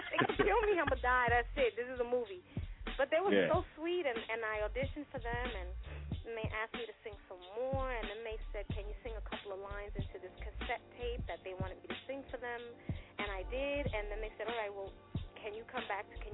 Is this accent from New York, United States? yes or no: yes; New York City, New York, United States; I'm from Hell's Kitchen